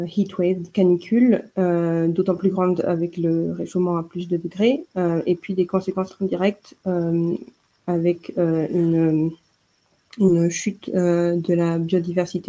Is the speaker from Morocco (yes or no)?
no; Paris, Île-de-France, France; moved away as an adult; now in Munich, Germany; je suis de Paris et je suis arrivée à Munich il y a un an et demi